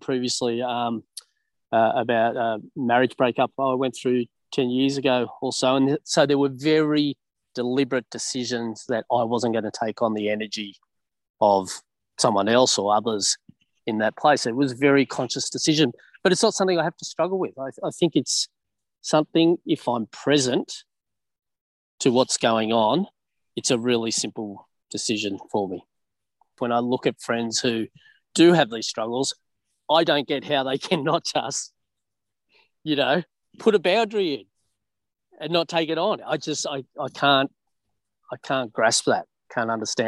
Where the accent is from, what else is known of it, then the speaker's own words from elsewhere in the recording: Canberra, Australian Capital Territory, Australia; I'm from Canberra.